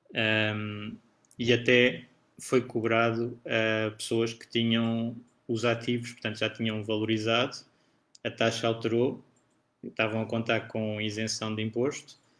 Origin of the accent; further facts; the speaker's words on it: Portugal; eu sendo português e residente em Portugal